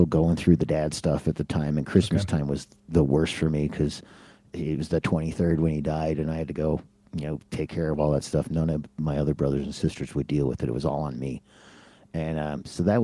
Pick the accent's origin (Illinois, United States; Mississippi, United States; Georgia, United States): Illinois, United States; Chicago; moved away as an adult; also born or lived in Southern California; now in Switzerland; I grew up in Chicago